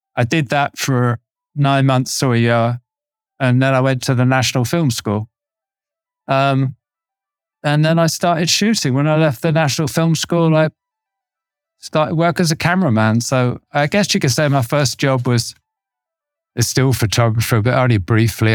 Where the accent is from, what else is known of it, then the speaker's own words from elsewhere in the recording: Torquay, South West England, United Kingdom; when I was a teenager growing up in Torquay